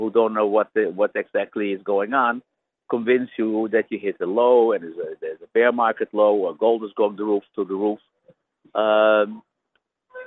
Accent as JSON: {"language": "English", "country": "Netherlands", "said": "I am from Holland"}